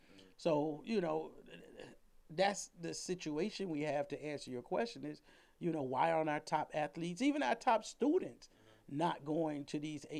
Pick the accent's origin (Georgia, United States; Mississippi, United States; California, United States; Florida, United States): Florida, United States; Miami; And I'm from Miami.